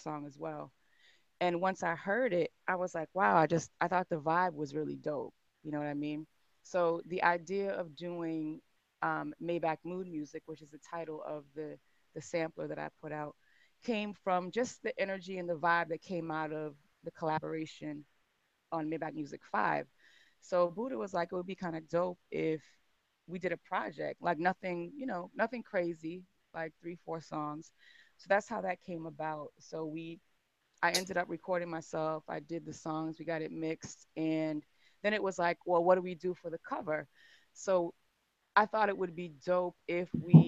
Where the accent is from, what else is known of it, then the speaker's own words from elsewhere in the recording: Massachusetts, United States; moved away as an adult; also born or lived in Atlanta; I grew up in Massachusetts, grew up in the church